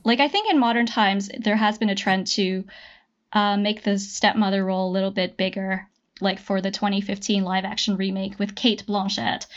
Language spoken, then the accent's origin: English; Canada; I am Canadian